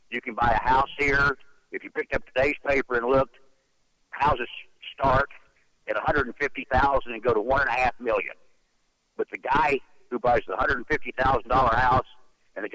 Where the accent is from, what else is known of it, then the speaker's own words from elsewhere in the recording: the panhandle of Florida, United States; moved away as an adult; also born or lived in Tennessee; now in The Villages, United States; I was born in Tennessee, grew up in the panhandle of Florida, left there after I got out of high school